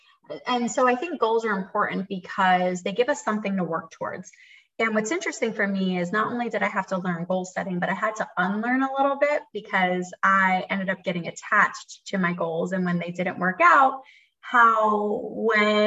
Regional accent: Philadelphia, Pennsylvania, United States; moved away as an adult; now in Raleigh, United States; I'm from Philly and I am a licensed mental health therapist

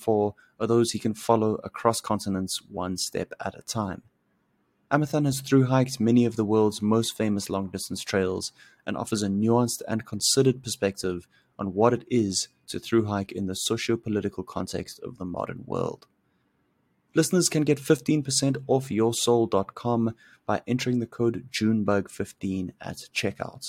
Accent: South Africa; I grew up in South Africa

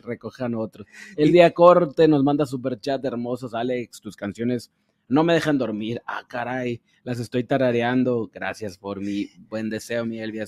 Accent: Ciudad Obregón, Sonora, Mexico; mi tierra, Ciudad Obregón

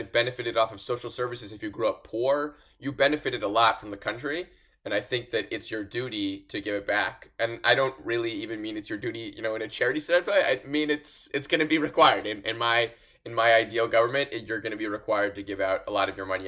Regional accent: Los Angeles, California, United States; I'm from Los Angeles

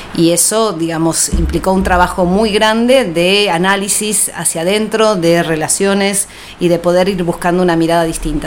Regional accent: Ciudad Evita, Buenos Aires Province, Argentina; Nací en Capital Federal, eh, allá en 1967

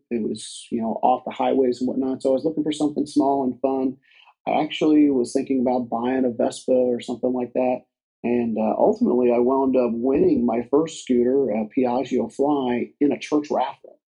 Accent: Southeastern United States, United States; now in Dayton, United States; I grew up an army brat so I lived in a lot of different places, mostly in southeastern United States.

